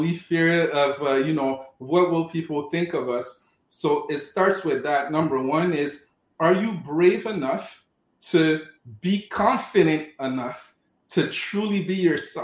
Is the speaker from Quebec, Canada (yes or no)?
yes; Montreal, Quebec, Canada; also born or lived in Cameroon; So I was born in Cameroon in Africa, grew up in Montreal, Quebec